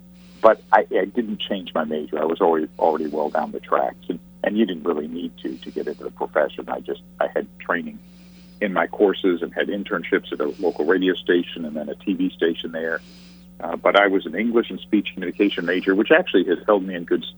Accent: Chapel Hill, North Carolina, United States; moved away as an adult; now in San Francisco Bay Area, United States; I just had a wonderful childhood in Chapel Hill, North Carolina.

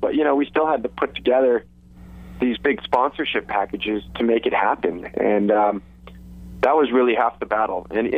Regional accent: Santa Monica, California, United States; I grew up in Santa Monica

